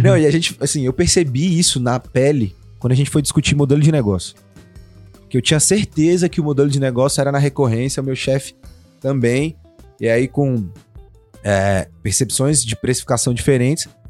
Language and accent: Portuguese; Brazil; a gente é brasileiro